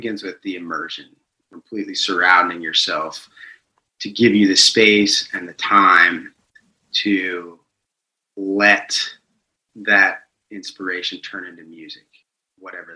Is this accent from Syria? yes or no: no; Delaware, Ohio, United States; moved away as an adult; now in Atlanta, United States; I grew up in Delaware, Ohio, a small town north of Columbus.